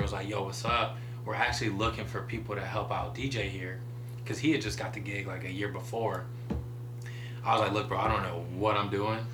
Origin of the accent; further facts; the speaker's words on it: Medina, Ohio, United States; now in Columbus, United States; growing up in Medina